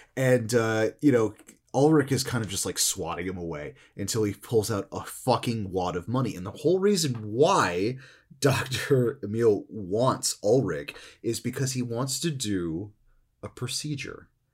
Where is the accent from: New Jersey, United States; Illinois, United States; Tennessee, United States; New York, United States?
New Jersey, United States; I'm also growing up in New Jersey